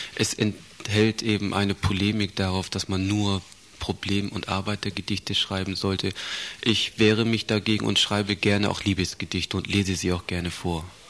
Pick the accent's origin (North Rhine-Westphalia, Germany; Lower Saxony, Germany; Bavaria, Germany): Lower Saxony, Germany; Stade; moved away as an adult; also born or lived in Southern Germany; now in Bamberg, Germany; Ich bin 64 in Süddeutschland geboren, bin aufgewachsen im Norden dieser Republik, in Stade bei Hamburg.